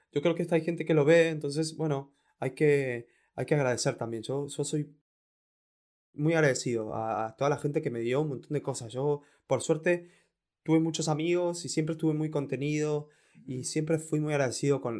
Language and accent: Spanish; Quilmes, Buenos Aires Province, Argentina; moved away as an adult; now in Buenos Aires, Argentina; Bueno, a, ver, yo, yo a los 21 eh, me, me, mudé de, de, Quilmes a Capital.